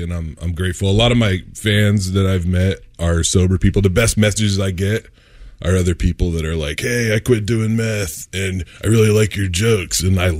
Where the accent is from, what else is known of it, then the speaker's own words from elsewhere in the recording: Spanaway, Washington, United States; I grew up in Spanaway, Washington, and like, you know, yard couches, tarps.